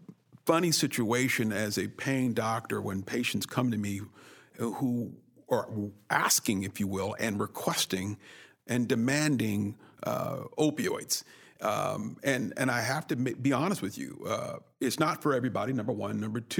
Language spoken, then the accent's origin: English; Oakland, California, United States; also born or lived in Berkeley; I grew up in Berkeley in Oakland, California